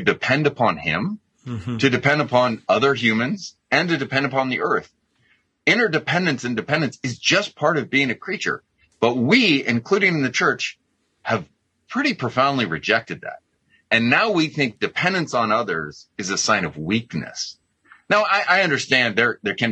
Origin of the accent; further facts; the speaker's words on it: United States; I'm an American